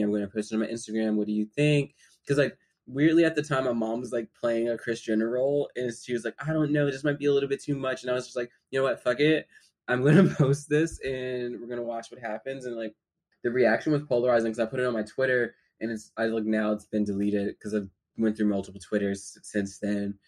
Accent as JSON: {"language": "English", "town": "Philadelphia", "region": "Pennsylvania", "country": "United States", "tie": "born or raised there", "moved": "yes", "lives_now": "New York, United States", "said": "I'm from Philly. I grew up in South Philadelphia"}